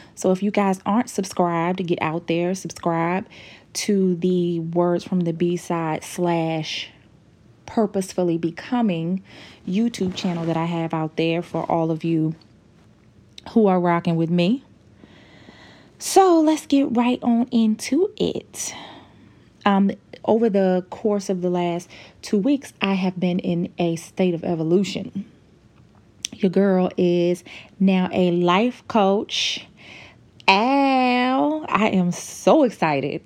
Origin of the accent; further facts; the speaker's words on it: United States; as an American